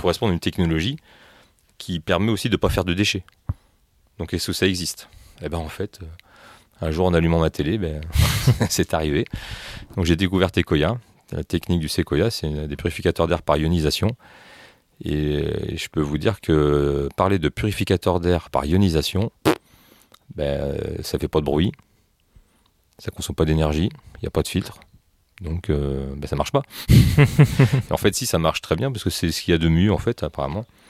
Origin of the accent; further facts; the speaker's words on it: France; moi je suis français